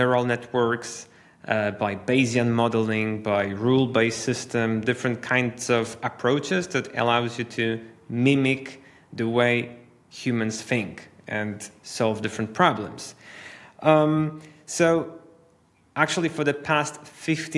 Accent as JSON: {"language": "English", "town": "Wrocław", "region": "Lower Silesian Voivodeship", "country": "Poland", "tie": "born or raised there", "said": "I'm actually in my hometown, which is Poland, Wrocław, one of the major cities west south of Poland."}